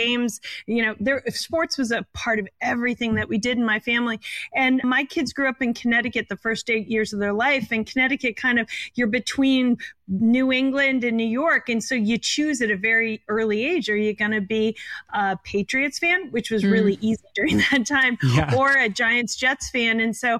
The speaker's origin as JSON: {"language": "English", "country": "Germany", "tie": "born or raised there", "also_born_or_lived": "Italy", "said": "Actually, both my parents were in the military, and I was lucky enough to travel around the world. So I grew up in Germany and Italy."}